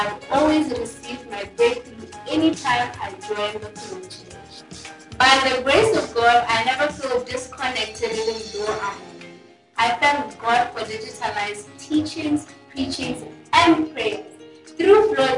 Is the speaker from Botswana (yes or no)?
yes; Botswana; I'm from Botswana and I'm a third-year medical student.